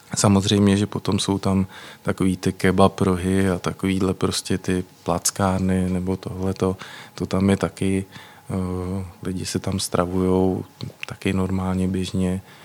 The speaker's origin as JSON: {"language": "Czech", "region": "Prague", "country": "Czechia", "said": "Já jsem z Prahy"}